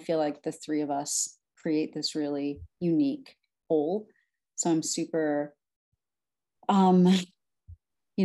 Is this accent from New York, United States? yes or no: yes; New York City, New York, United States; also born or lived in Brooklyn, New York; I am originally from Brooklyn, New York, was born there, raised in Staten Island